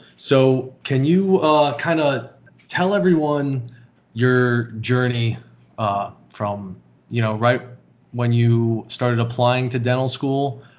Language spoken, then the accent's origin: English; Altamonte Springs, Florida, United States; I lived in Altamont.